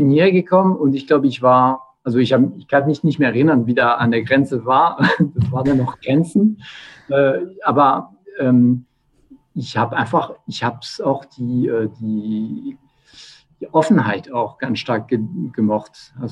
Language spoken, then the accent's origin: German; Bourgogne-Franche-Comté, France; born there; German is a second language; ich bin in Burgund geboren. Also mhm. genau, mein, meine Eltern waren viel unterwegs schon. Das heißt, ich bin irgendwo geboren und bin ich äh, bis 15, bis ich 15 war, bin ich ständig umgezogen.